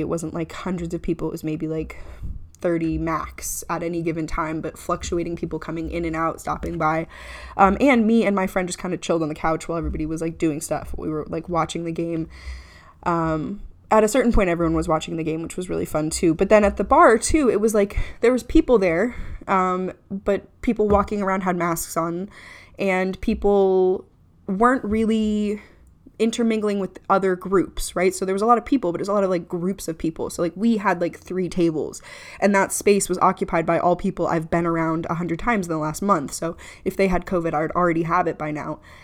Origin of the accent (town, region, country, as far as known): Clearwater, Florida, United States; born or raised there